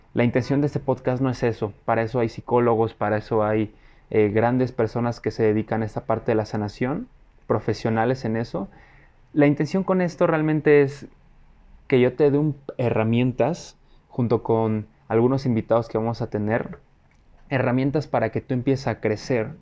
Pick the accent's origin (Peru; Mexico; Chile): Mexico; Mexico City; soy mexicano, eh, vivo en la Ciudad de México, orgullosamente chilango.